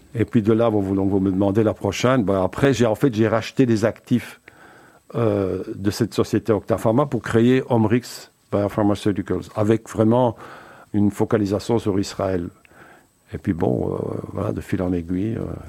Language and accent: French; Braine-l'Alleud, Wallonia, Belgium; born or raised there; also born or lived in Uccle / Antwerp